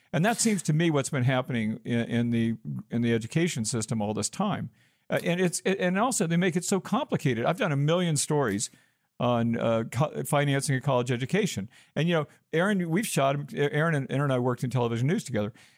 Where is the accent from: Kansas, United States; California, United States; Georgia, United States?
Georgia, United States; moved away as an adult; also born or lived in Arizona; I'm from Georgia, so I was an out of state student.